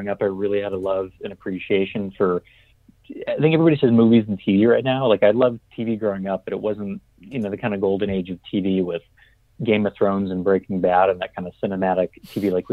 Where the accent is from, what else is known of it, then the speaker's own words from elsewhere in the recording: New England, United States; moved away as an adult; also born or lived in New Orleans; growing up in New England